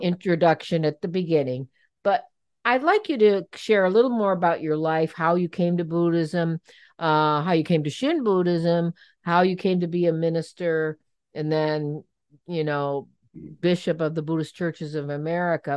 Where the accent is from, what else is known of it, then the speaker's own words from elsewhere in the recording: Cleveland, Ohio, United States; I'm from Cleveland, and so I'm a big Cleveland fan